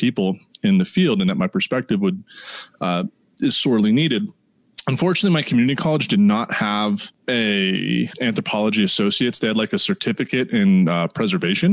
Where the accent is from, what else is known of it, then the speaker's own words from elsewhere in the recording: Northern Virginia, United States; moved away as an adult; also born or lived in Wyoming; now in Boulder, United States; growing up in Northern Virginia, always going to the Smithsonian